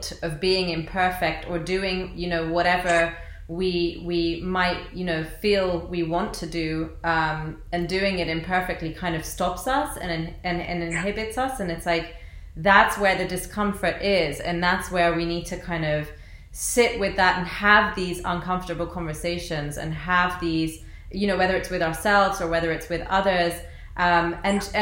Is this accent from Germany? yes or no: no; London, United Kingdom; I was born and raised in London, England, and my parents are from Iraq